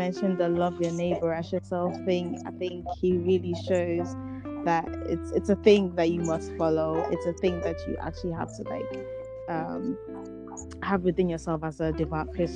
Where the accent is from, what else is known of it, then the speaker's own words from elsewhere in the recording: Amsterdam, North Holland, Netherlands; growing up in Amsterdam, in my school